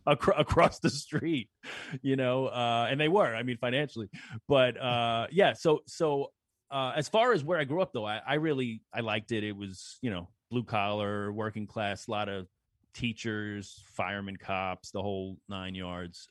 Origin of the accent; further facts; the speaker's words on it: New York City, New York, United States; where I grew up in Belrose